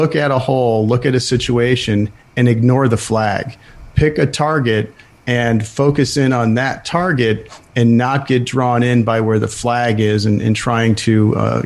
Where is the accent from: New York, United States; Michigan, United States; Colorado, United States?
New York, United States; Buffalo; I grew up in Buffalo, New York, lived there most of my life